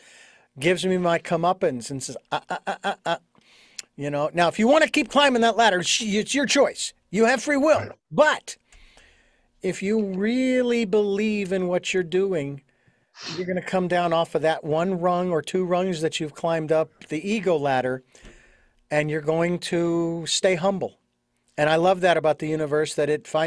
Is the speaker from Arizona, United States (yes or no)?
yes; Phoenix, Arizona, United States; moved away; Phoenix, Arizona, my hometown